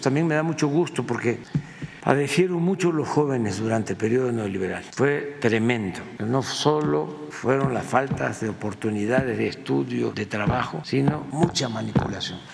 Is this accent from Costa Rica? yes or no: no; Mexico; nuestra identidad como mexicanos